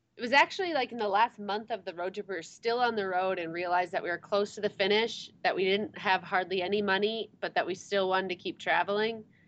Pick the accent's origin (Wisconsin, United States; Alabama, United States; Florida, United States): Wisconsin, United States; moved away as an adult; also born or lived in Michigan / Arizona / South Korea; we grew up in Wisconsin, went to college in Michigan